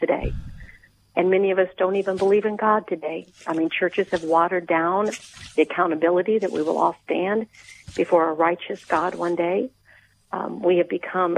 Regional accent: St. Louis, Missouri, United States; I am from St. Louis

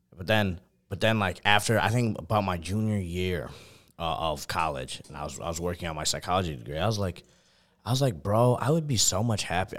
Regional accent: New York, United States; also born or lived in Buffalo; which is about an hour and twenty minutes from where, like, my hometown is

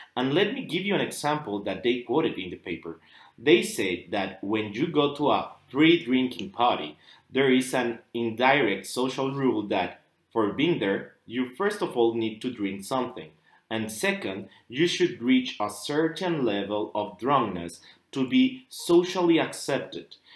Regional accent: Mexico; from Mexico

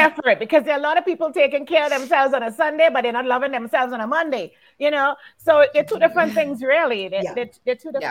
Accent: Trinidad & Tobago; moved away; growing up in the Caribbean

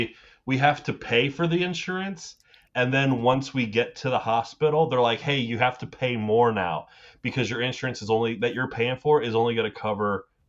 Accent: United States; as an American

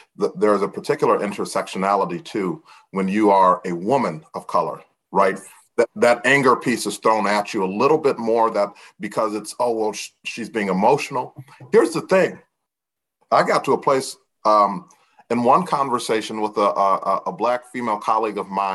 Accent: DeKalb, Illinois, United States; having been born and raised in DeKalb, Illinois

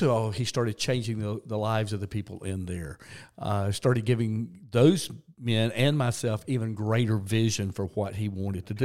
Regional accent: South Georgia, United States; I grew up in church in South Georgia

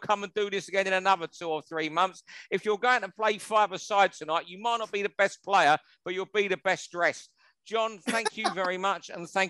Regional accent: England, United Kingdom; I'm a full-blooded Englishman.

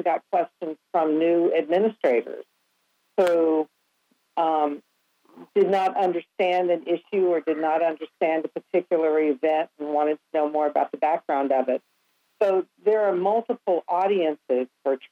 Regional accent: the South, United States; now in North Carolina, United States; So I'm a Southerner by birth.

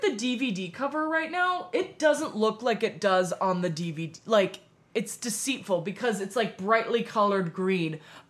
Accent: United States; Yeah, I'm American.

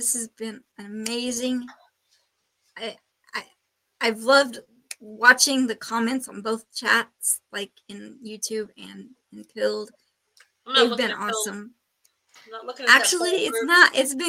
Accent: Oklahoma, United States; We're from Oklahoma

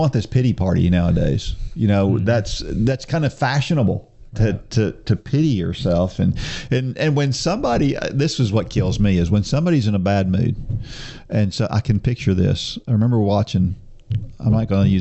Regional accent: New Jersey, United States; now in the South, United States; I was born in New Jersey

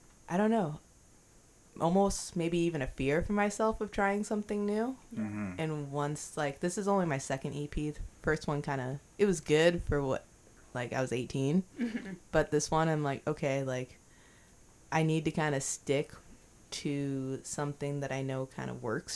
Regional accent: Beaverton, Oregon, United States; I'm from Beaverton, like, I'm not from the hood

